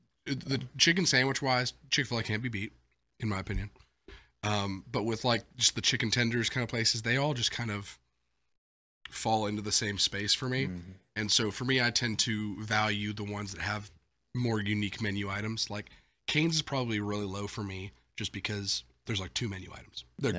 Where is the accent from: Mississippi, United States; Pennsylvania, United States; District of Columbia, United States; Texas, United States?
Mississippi, United States; Ridgeland; I grew up in Ridgeland.